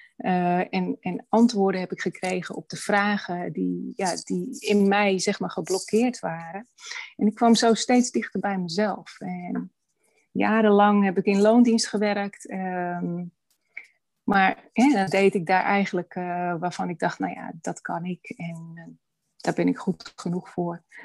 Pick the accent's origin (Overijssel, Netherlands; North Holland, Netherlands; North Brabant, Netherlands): North Holland, Netherlands; Amsterdam; also born or lived in Hoorn (lives); ik ben geboren in Amsterdam